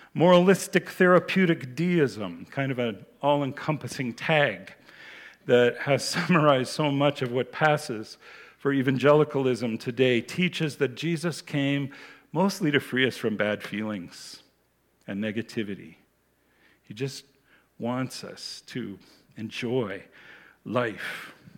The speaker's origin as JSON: {"language": "English", "country": "United States", "tie": "born or raised there", "moved": "yes", "said": "When I was a child, I grew up in the United States"}